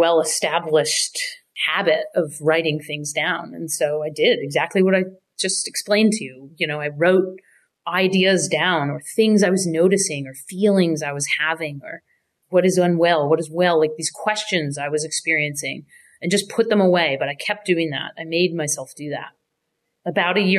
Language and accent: English; United States; moved away as an adult; also born or lived in Canada; now in New York, United States; I had moved from Canada. I'm American, but I'd lived up there working, playing music